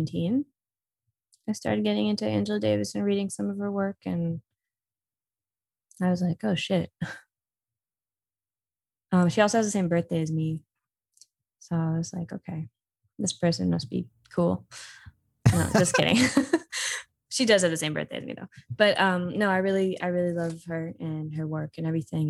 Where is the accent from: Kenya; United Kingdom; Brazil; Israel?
Israel; moved away as an adult; now in United States; growing up in Israel